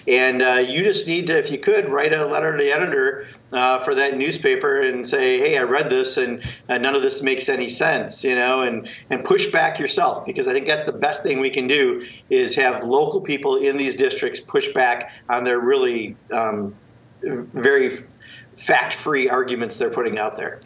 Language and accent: English; Kenosha County, Wisconsin, United States; my home state and my, my birth county, uh, Kenosha County.